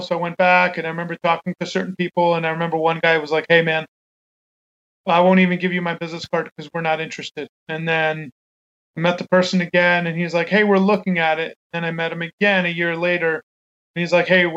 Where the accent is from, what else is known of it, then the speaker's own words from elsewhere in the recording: New York, United States; moved away; I grew up in New York